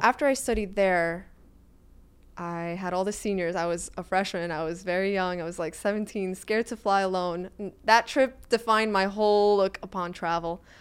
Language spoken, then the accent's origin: English; New York City, New York, United States; moved away as an adult; also born or lived in Florida / Italy; now in New York City, United States; I, I, was born and raised in Brooklyn.